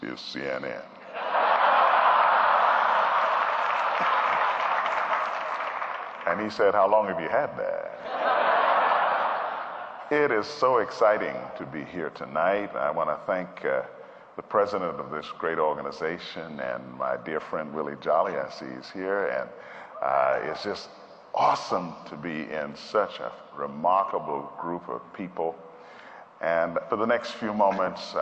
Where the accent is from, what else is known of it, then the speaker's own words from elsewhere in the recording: Montreal, Quebec, Canada; also born or lived in Trinidad; now in United States; I was born in Trinidad in the Caribbean, and at the age of 10, my family moved to Montreal, Canada, where I grew up